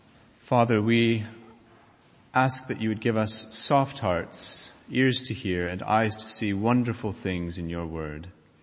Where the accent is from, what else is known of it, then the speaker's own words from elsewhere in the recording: United States; moved away; many of us who have grown up either in this country or in my home country of the United States